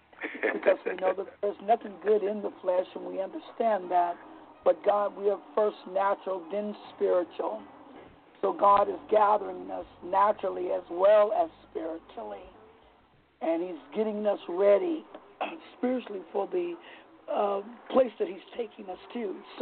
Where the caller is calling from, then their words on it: Vallejo, California, United States; I'm calling from Vallejo, California.